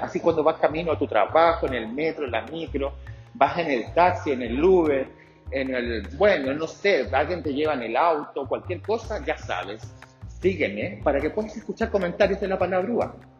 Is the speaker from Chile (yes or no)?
yes; Chile; also born or lived in Santiago, Chile; yo soy chileno, vivo en Chile, soy un gay que vive en Chile, en la capital, en la ciudad de Santiago